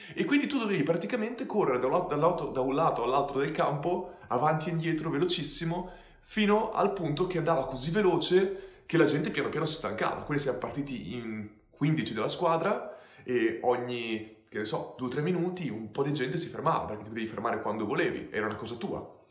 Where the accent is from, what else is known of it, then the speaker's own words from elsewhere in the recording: Ferrara, Emilia-Romagna, Italy; sono di Ferrara come Dario